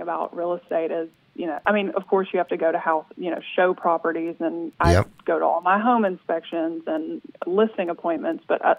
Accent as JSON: {"language": "English", "town": "Memphis", "region": "Tennessee", "country": "United States", "tie": "born or raised there", "said": "I am born and raised in Memphis, been here pretty much my whole life. So I'm 31. I actually did move to Destin for like 3 or 4 months uh-huh. back in 2016."}